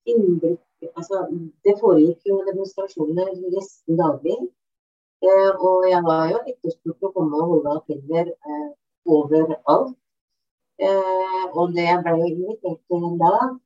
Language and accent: Norwegian; Bamble, Telemark, Norway; moved away as an adult; now in Lillehammer, Norway; kom jeg tilbake til Bamble i Telemark, som jeg kommer eh, opprinnelig fra